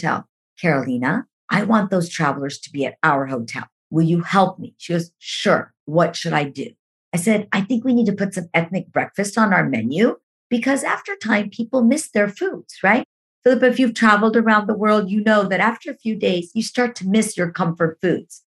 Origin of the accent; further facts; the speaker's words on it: India; I'm an Indian woman, working for a company that's started by Mormons